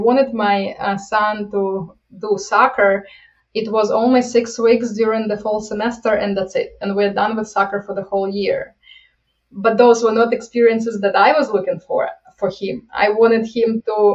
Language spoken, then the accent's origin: English; Ukraine; moved away as an adult; now in United States; I'm coming from Ukraine, and I always, as I came to the United States